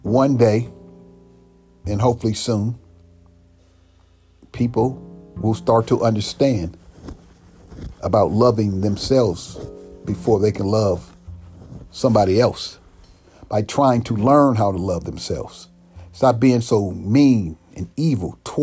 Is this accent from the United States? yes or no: yes; United States; black people born and raised in America